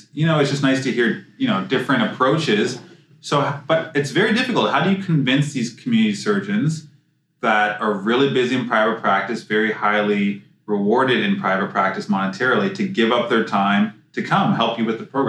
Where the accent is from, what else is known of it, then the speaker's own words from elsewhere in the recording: Toronto, Ontario, Canada; I'm from Toronto, as you know.